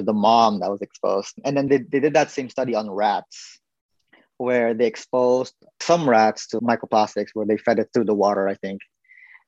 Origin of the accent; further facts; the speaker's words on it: Philippines; I'm obviously Filipino